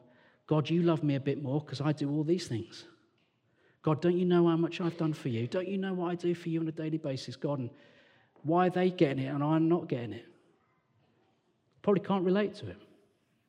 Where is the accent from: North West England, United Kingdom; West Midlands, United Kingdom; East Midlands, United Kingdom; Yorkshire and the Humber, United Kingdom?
West Midlands, United Kingdom; Walsall; also born or lived in London; now in Sheffield, United Kingdom; I'm from Warsaw in the West Midlands.